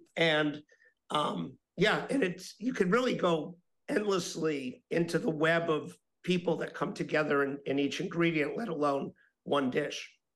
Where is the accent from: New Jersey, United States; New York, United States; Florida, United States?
Florida, United States; Miami; I'm talking to you today from my hometown of Miami, Florida. And, you know, when I was growing up here